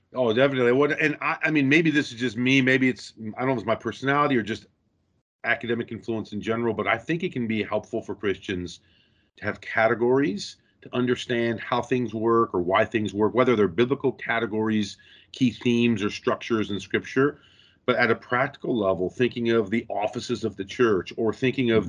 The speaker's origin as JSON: {"language": "English", "town": "Rockford", "region": "Illinois", "country": "United States", "tie": "born or raised there", "also_born_or_lived": "St Andrews, Scotland", "moved": "as an adult", "said": "I was born and raised in Rockford, Illinois"}